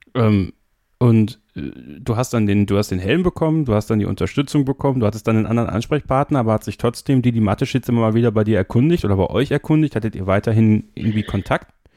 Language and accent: German; Germany; Bei uns in Deutschland